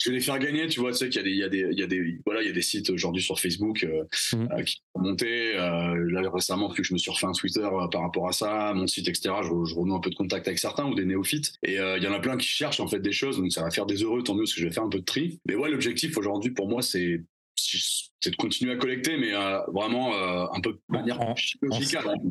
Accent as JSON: {"language": "French", "town": "Bordeaux", "region": "Nouvelle-Aquitaine", "country": "France", "tie": "born or raised there", "said": "je viens de Bordeaux. j'ai je, je, j'ai grandi dans le sud-ouest"}